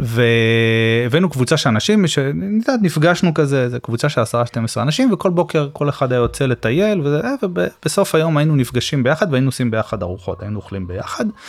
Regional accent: Rishon LeZion, Central District, Israel; אני גדלתי בפרדסים, בסדר? מה שהיה לשעבר הפרדסים של ראשון

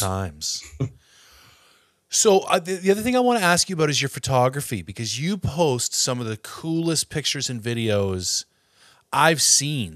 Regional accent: Ontario, Canada; now in British Columbia, Canada; I'm from Ontario

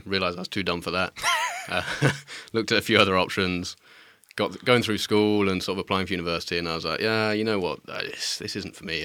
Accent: Midlands, United Kingdom; moved away as an adult; I grew up in the Midlands where there's nothing

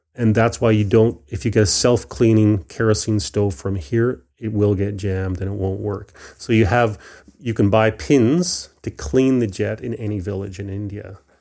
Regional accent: Vancouver Island, British Columbia, Canada; also born or lived in Belfast, Northern Ireland; I was very fortunate to grow up on Vancouver Island

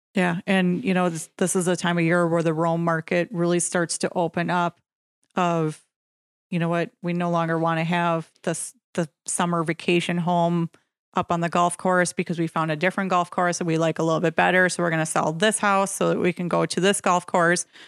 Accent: Nekoosa, Wisconsin, United States; I'm originally from Nakusa

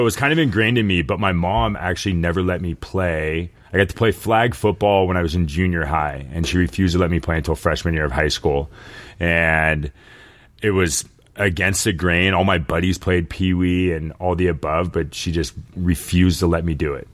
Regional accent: Sacramento, California, United States; also born or lived in San Jose / San Francisco / Boulder; I was born in San Jose and then kind of bounced around Sacramento and San Francisco a few times.

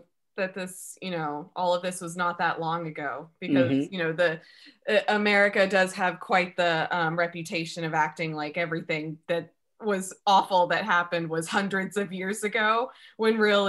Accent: Alabama, United States; moved away; also born or lived in Savannah, Georgia; so I'm originally from Alabama, and I have family in Savannah, Georgia, and I went to school there

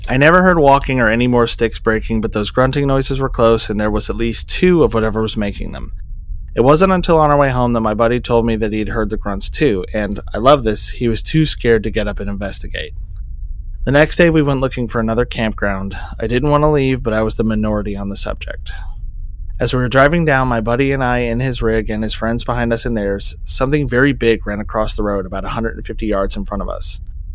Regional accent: Montana, United States; Now, I'm from Montana and have spent many a night camped alone in far more rugged mountains than I was in now

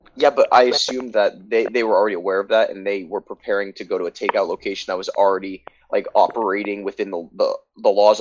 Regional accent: United States; also born or lived in New York State; As an American

